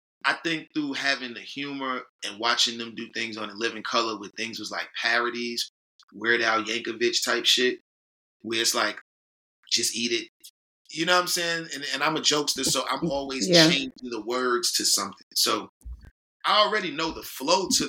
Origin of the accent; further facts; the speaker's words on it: New York City, New York, United States; we grew up in Harlem